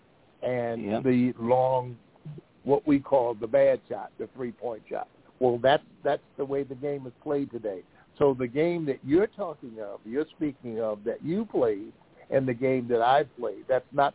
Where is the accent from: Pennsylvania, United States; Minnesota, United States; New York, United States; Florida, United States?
Pennsylvania, United States; Philadelphia; I grew up in Philadelphia